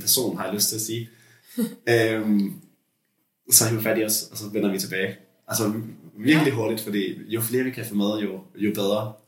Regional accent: Lolland, Zealand, Denmark; born or raised there

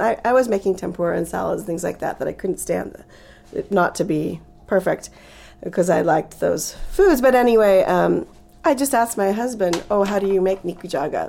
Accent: Bay Area, California, United States; moved away; also born or lived in Japan; I grew up uh, in the '60s, pretty much '60s, '70s in Bay Area, California

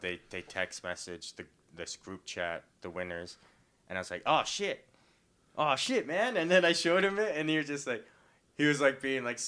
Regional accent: Saskatoon, Saskatchewan, Canada; from Saskatoon, Saskatchewan, and I'm a single native in my 30s with no kids

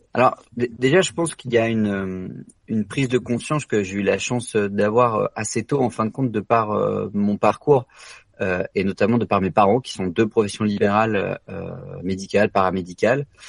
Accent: France; l'ensemble de nous tous, en tant que Français

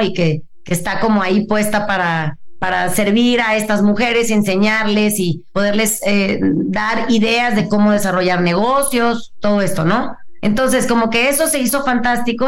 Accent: Mazatlán, Sinaloa, Mexico; yo que soy de Mazatlán, yo crecí con, con, mi mamá

